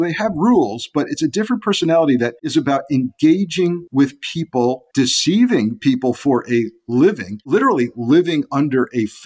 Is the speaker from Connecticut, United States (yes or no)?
yes; Southern Connecticut, United States; being an 11-year-old kid in Connecticut and growing up in the Southern Connecticut media market